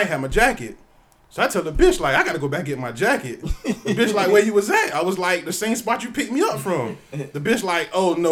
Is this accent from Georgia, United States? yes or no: yes; Georgia, United States; I'm from Georgia